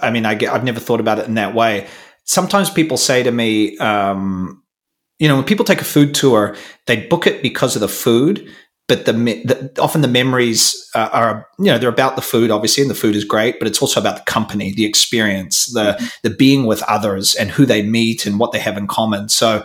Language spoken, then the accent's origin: English; New Zealand; now in Madrid, Spain; I came in around 2011 from New Zealand. My wife is Spanish.